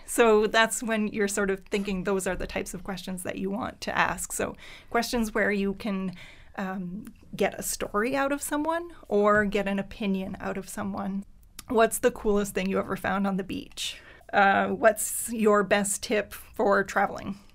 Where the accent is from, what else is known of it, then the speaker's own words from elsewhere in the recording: Pubnico, Nova Scotia, Canada; first language French; English is a second language; moved away as an adult; also born or lived in Halifax / Moncton; raised in Pubnico, which is in Yarmouth County, um, uh, Acadian community. So French is my first language.